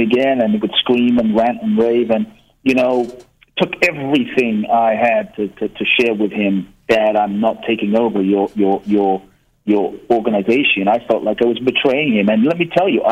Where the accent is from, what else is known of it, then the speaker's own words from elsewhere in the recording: London, United Kingdom; also born or lived in Ghana; I was born in Ghana, West Africa. My father's from Ghana. My mother's from Japan. I grew up in London, and my first memories, you know, I grew up in London from around age 3